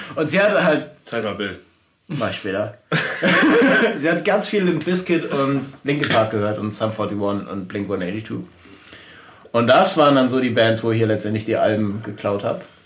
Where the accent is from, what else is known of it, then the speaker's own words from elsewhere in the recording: Glücksburg, Schleswig-Holstein, Germany; habe dann in meinem Heimatort Glücksburg bei Flensburg Gitarrenunterricht genommen